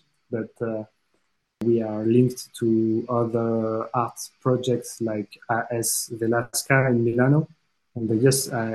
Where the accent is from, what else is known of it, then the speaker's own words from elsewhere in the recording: Metz, Grand Est, France; English is a second language; also born or lived in Strasbourg / Reims; I'm 33 years old and I was born in Metz.